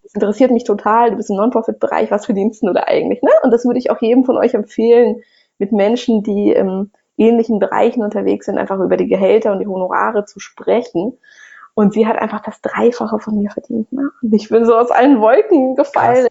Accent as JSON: {"language": "German", "country": "Russia", "tie": "born or raised there", "moved": "yes", "said": "ich bin in Russland äh, groß geworden"}